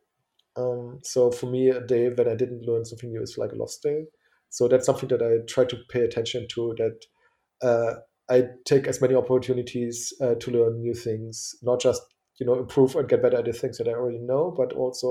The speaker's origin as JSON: {"language": "English", "region": "eastern Germany", "country": "Germany", "said": "I'm from Eastern Germany, from behind the Iron Curtain"}